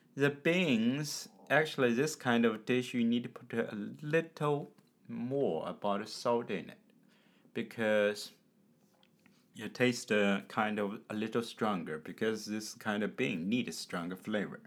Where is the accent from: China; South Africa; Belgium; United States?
China; from China.